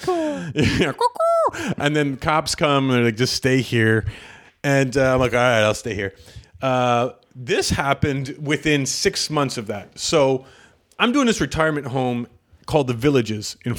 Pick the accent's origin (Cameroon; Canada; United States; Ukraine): Canada; I'm Canadian.